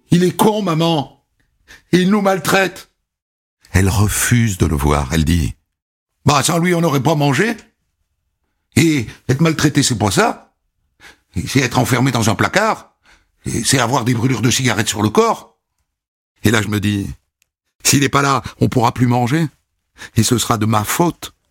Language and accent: French; Évreux, Normandy, France; born there; Je suis né à Évreux, en Normandie, en 1987. Ma mère travaille à l'usine. Mon père est électricien.